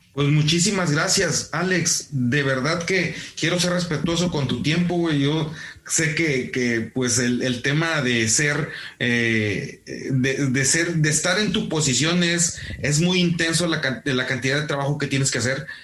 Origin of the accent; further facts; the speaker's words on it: Mexico; como mexicanos